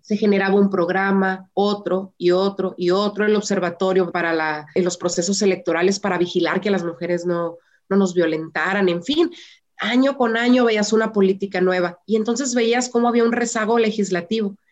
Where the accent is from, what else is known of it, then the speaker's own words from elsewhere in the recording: Mexico; Las mujeres somos el motor de México